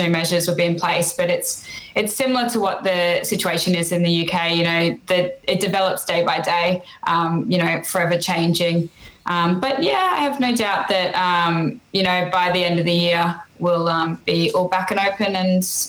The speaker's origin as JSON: {"language": "English", "region": "North Queensland", "country": "Australia", "moved": "as an adult", "lives_now": "United Kingdom", "said": "So I'm from the North Queensland. So if those of you that don't know Australia very well, if you imagine the shape of Australia, it's the pointy bit up in the top right corner of Australia is where I'm from."}